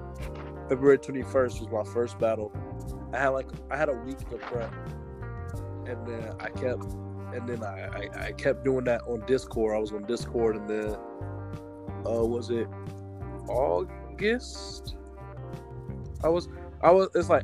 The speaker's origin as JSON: {"language": "English", "region": "the Carolinas", "country": "United States", "tie": "born or raised there", "also_born_or_lived": "Fayetteville / Columbia / Charlotte / Harrisburg", "said": "Well, I grew up like all around the Carolinas. I was in Fayetteville, Columbia, Charlotte, Harrisburg."}